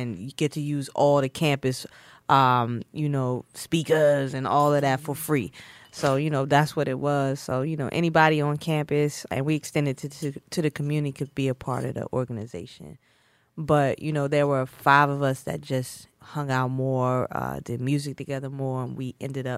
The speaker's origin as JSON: {"language": "English", "region": "the South", "country": "United States", "tie": "born or raised there", "said": "You know, growing up in the South, it's like, get a job, get married, and get a job like an accountant, a doctor."}